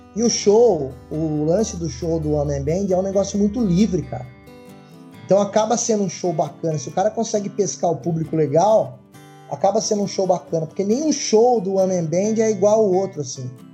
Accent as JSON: {"language": "Portuguese", "town": "Itu", "region": "São Paulo", "country": "Brazil", "said": "eu sou de uma cidade interior aqui na, em Itu"}